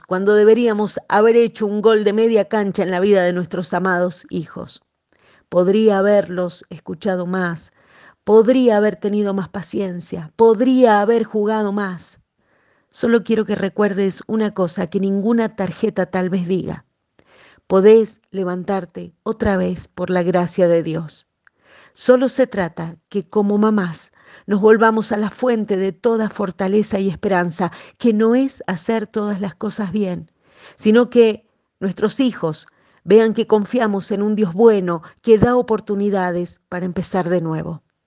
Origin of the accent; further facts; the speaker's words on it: Argentina; Aquí en mi país, en Argentina